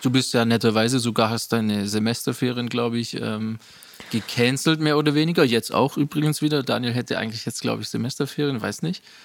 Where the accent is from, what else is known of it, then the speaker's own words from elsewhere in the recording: Rottweil, Baden-Württemberg, Germany; ich bin hier in Rottweil aufgewachsen, groß geworden.